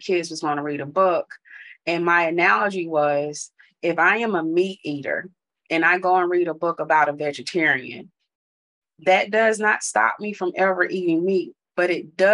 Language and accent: English; North Carolina, United States; I grew up in the South in North Carolina, and the street I grew up on had no sidewalks